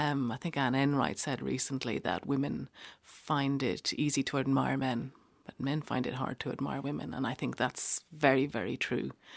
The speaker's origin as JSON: {"language": "English", "country": "Ireland", "also_born_or_lived": "Cork / Norwich", "moved": "as an adult", "lives_now": "London, United Kingdom", "said": "as an Irish person"}